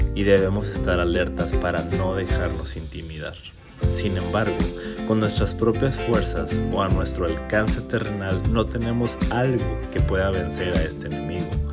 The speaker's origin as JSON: {"language": "Spanish", "region": "Chihuahua", "country": "Mexico", "tie": "born or raised there", "said": "Durante mi infancia y adolescencia, yo viví y crecí en un hermoso pueblo en Chihuahua"}